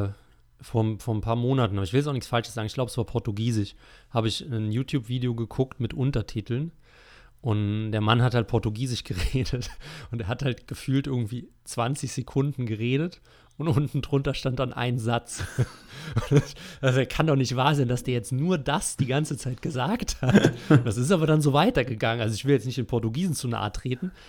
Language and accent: German; Germany; wir als Deutsche